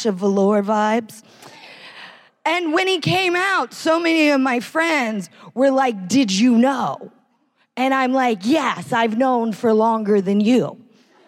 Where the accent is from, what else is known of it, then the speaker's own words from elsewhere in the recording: United States; I am American